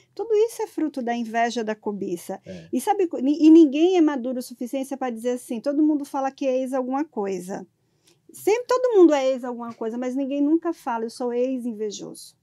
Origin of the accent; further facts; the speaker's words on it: sertão of Bahia, Brazil; Eu sou do sertão da Bahia